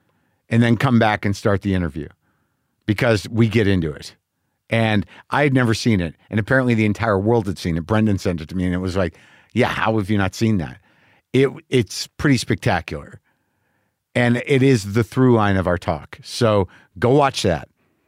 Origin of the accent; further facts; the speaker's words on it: Albuquerque, New Mexico, United States; I grew up in Albuquerque